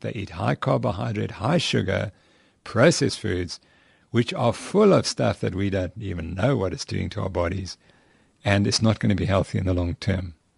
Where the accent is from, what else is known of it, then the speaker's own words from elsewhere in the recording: England, United Kingdom; where I come from, because I'm from England